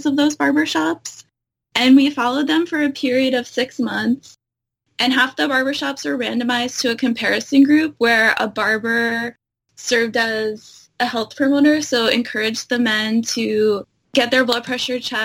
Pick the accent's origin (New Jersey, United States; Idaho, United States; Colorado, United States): New Jersey, United States; moved away; also born or lived in Brooklyn; I'm originally from New Jersey